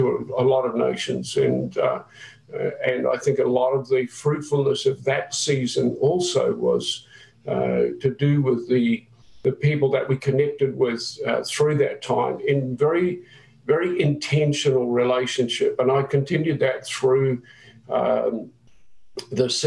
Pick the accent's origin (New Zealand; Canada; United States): New Zealand; moved away; I'm a Kiwi